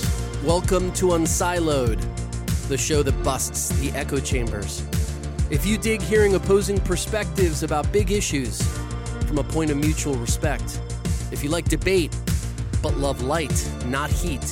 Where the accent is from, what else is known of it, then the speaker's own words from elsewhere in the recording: Mexico City, Mexico; moved away; I grew up in Mexico City